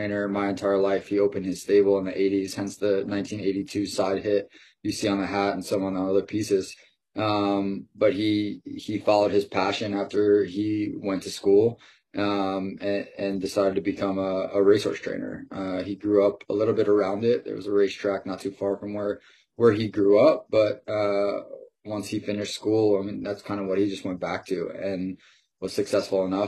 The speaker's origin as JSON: {"language": "English", "area": "Long Island", "region": "New York", "country": "United States", "tie": "born or raised there", "said": "I'm originally from Long Island, 30 minutes outside of Manhattan. Grew up there"}